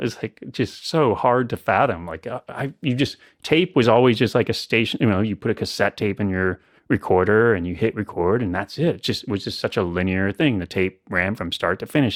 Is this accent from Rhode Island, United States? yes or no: no; central Illinois, United States; moved away as an adult; also born or lived in New York City; now in Asheville, United States; I grew up in central Illinois